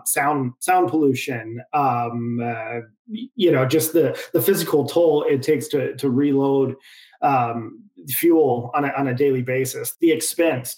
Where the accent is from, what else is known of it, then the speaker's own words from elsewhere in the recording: Idaho, United States; now in San Diego, United States; I now live in San Diego, California, but, you know, born and raised in Idaho